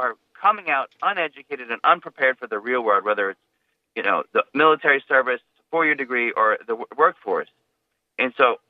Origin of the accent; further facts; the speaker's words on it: United States; I definitely told him I am the America First superintendent because I am an American.